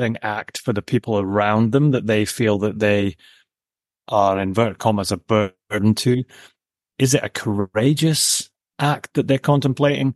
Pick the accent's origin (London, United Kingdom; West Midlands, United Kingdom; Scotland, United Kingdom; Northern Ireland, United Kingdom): Scotland, United Kingdom; also born or lived in Papa Stour, Shetland / Edinburgh / Aberdeen; I was born and brought up in Scotland